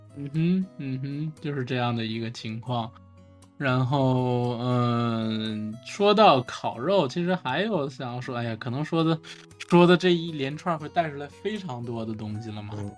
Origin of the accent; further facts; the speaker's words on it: China; 我们中国人